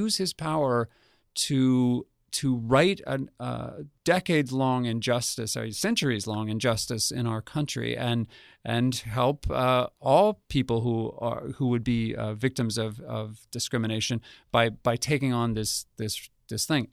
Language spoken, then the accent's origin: English; Albuquerque, New Mexico, United States; moved away; I grew up in Albuquerque, New Mexico